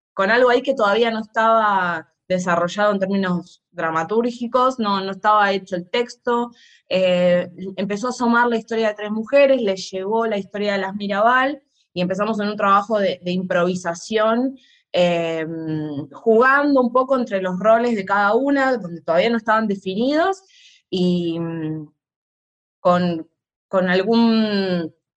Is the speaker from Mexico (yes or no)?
no; Argentina; nosotros como argentinos en nuestra dictadura